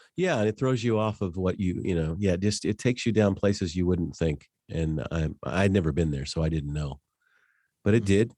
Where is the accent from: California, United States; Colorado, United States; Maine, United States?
Colorado, United States; Denver; now in Wichita, United States; I grew up in Denver